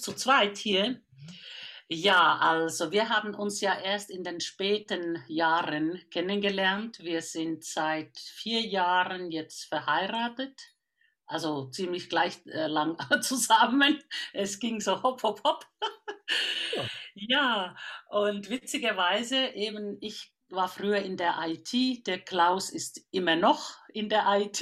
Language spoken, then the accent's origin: German; Finland; now in Germany; Ich bin eine Vollfinnin. Ich komme aus dem Land von den tausenden Seen und der Mitternachtssonne